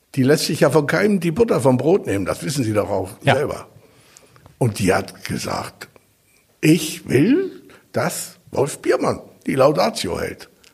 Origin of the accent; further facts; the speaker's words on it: Hamburg, Germany; moved away; also born or lived in East Germany; bin ein richtiger Hamburger. Ich bin mit Platt aufgewachsen. Meine Leute waren Hafenarbeiter